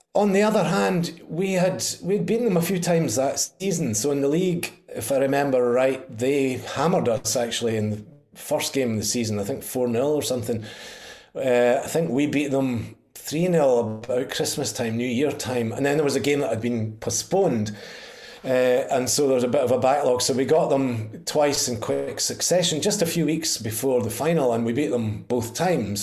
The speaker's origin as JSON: {"language": "English", "town": "Pitlochry", "region": "Scotland", "country": "United Kingdom", "tie": "born or raised there", "said": "I'm from Pitlochry, and um, our our local hero boy was Paul Sturrock. He, in fact, my granny babysat him when he was wee, and uh, he went to our school"}